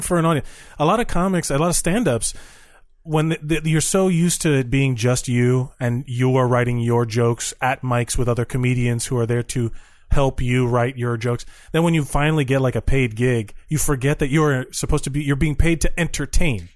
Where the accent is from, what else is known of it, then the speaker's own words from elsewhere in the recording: Miami, Florida, United States; now in New York, United States; I'm from Miami where everyone has cocaine and Cuban coffee